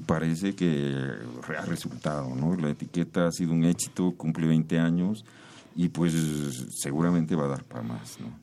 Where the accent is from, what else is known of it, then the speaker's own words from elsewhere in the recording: Mexico City, Mexico; yo aquí crecí en la Ciudad de México